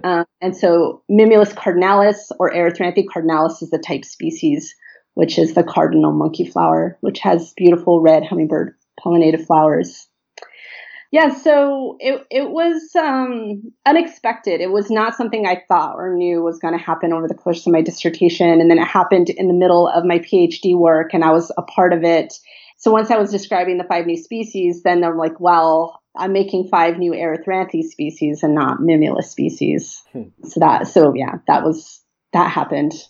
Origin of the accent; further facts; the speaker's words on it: Los Angeles, California, United States; I grew up here in the Los Angeles basin